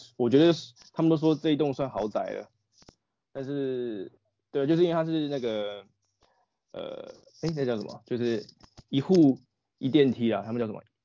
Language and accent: Chinese; Neili, Taoyuan, Taiwan; 我的老家在内里